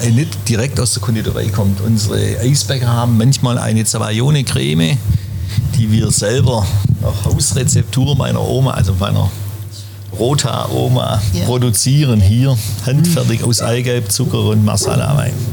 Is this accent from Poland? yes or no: no; Schwäbisch Gmünd, Baden-Württemberg, Germany; in der Wohnung bin ich aufgewachsen und hier auf dem Platz groß geworden